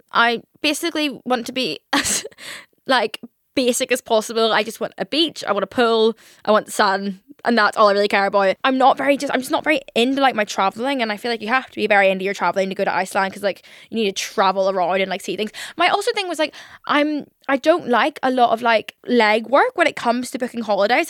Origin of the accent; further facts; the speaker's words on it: Northern Ireland, United Kingdom; I'm obviously from Northern Ireland.